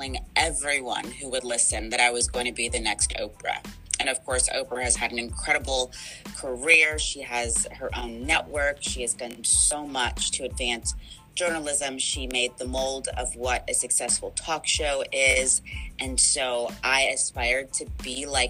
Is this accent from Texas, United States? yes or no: yes; Houston, Texas, United States; moved away as an adult; also born or lived in North Carolina / Paducah, Kentucky / Victoria, Texas; I'm from the Houston area, so it means the world to me to be back living and working in this town